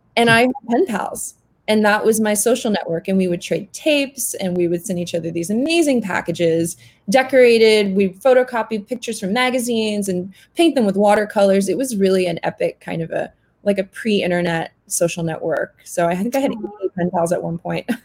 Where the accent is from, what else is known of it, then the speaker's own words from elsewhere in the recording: Canada; I grew up in Canada